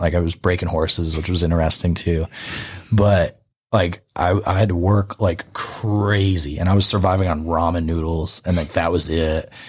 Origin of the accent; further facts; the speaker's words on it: upstate New York, United States; moved away; also born or lived in Texas; I spent the summers down in Philly, but I grew up upstate.